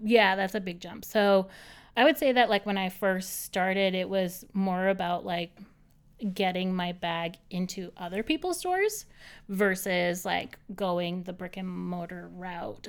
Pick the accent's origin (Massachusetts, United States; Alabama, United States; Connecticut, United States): Massachusetts, United States; Boston; moved away as an adult; now in New York City, United States; I'm from Boston originally, from the North Shore.